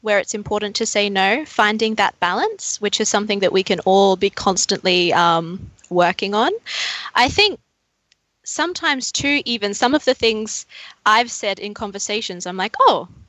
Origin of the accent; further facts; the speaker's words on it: Queensland, Australia; moved away as an adult; now in Melbourne, Australia; I'm originally from Queensland. I moved down here 4 years ago to start studying